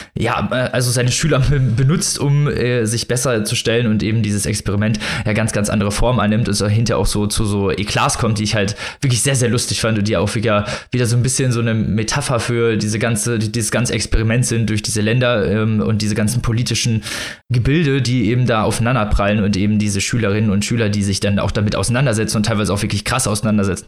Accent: Germany; wir als Deutsche

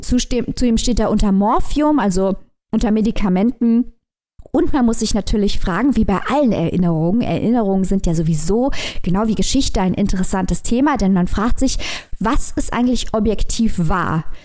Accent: Germany; für uns als äh, Deutsche

